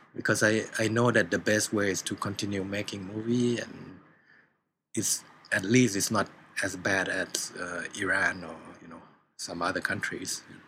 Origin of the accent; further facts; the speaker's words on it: Thailand